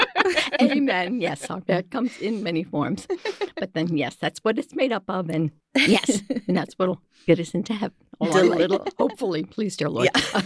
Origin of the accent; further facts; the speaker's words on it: New York City, New York, United States; accent: New York; moved away; I'm originally from New York, the big bad city down there